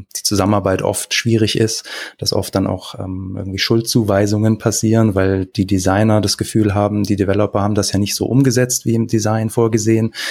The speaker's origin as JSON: {"language": "German", "town": "Stuttgart", "region": "Baden-Württemberg", "country": "Germany", "also_born_or_lived": "Kiel / Gerlingen", "said": "bin ursprünglich aus Stuttgart zum Studieren nach Kiel, dann wieder zurück und bin jetzt ähm, mit meiner Familie hier in der Nähe von Stuttgart in Gerlingen"}